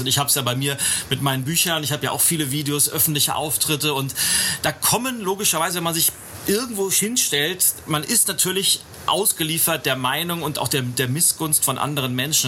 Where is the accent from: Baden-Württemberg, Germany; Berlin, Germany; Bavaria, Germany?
Berlin, Germany; hier aus meiner Heimatstadt, aus Berlin